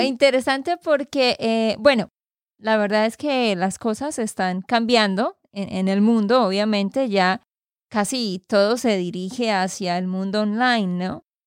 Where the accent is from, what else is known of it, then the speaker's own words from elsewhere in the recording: Santander, Colombia; de Santander, Colombia.